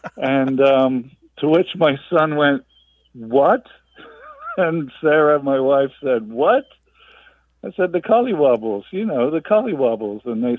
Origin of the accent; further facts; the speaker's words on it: England, United Kingdom; now in Tallahassee, United States; Right. I'm English originally.